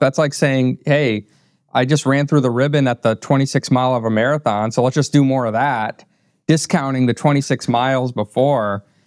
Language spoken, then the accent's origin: English; northern Indiana, United States; also born or lived in Wappingers Falls, New York; moved to northern Indiana and grew up there